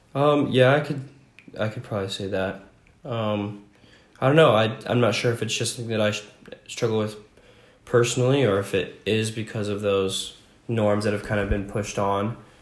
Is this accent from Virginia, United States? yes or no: yes; Franklin, Virginia, United States; also born or lived in Roosevelt, Utah; now in Utah, United States; I grew up mostly in small town called Franklin, Virginia